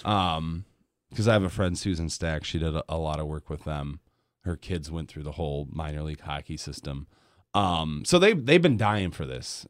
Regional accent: Grand Rapids, Michigan, United States; moved away as an adult; now in Kalamazoo, United States; I grew up in Grand Rapids.

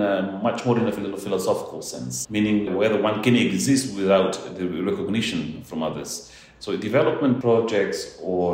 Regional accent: Maliana, Bobonaro, Timor-Leste; I was born and raised in East Timor, in Timor-Leste. And I'm so proud of the fact that I come from Maliana, Bobonaro

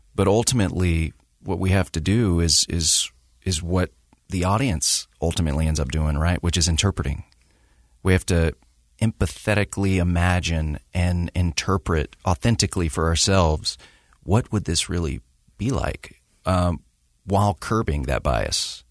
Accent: the South, United States; growing up in the South

